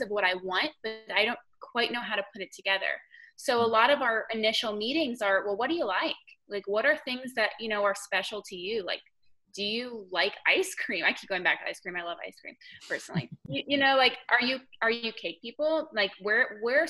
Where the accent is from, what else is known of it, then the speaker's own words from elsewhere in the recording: Connecticut, United States; accent: northern; moved away as an adult; now in Black Mountain, United States; I did not grow up here. I grew up in Connecticut. So I'm a long way from home.